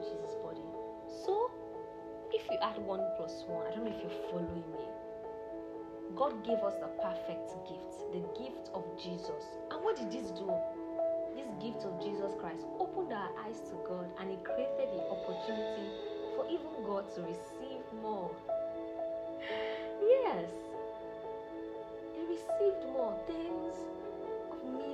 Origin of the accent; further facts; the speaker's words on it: Nigeria; I'm from Nigeria, I'm Yoruba